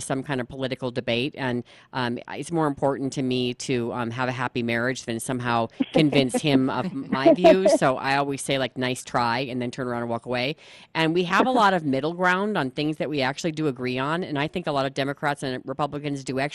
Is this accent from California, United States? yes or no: yes; California, United States; moved away; I'm originally from California